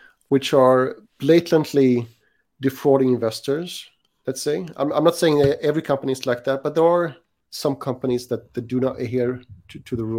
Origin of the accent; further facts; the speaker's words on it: Sweden; moved away as an adult; also born or lived in Switzerland / Shanghai, China; now in Singapore; I'm a Swedish national. I grew up in Switzerland and then Sweden.